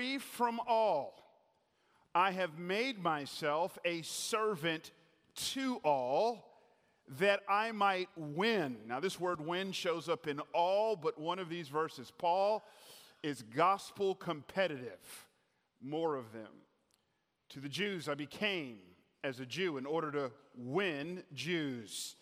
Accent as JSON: {"language": "English", "town": "Atlanta", "region": "Georgia", "country": "United States", "tie": "born or raised there", "moved": "yes", "said": "I grew up in Atlanta"}